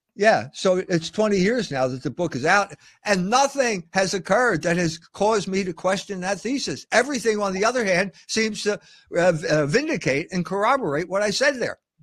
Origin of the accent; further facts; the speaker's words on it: United States; I'm half Irish and half German. So what does that mean? I'm an American.